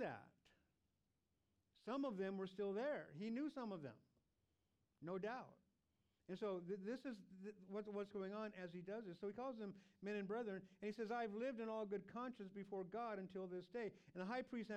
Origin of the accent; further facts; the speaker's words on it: United States; we also are Americans